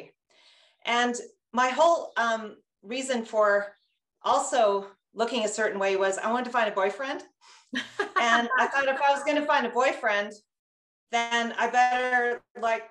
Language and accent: English; Castlegar, British Columbia, Canada; I grew up in Castlegar, a small town. And I grew up in a Russian community.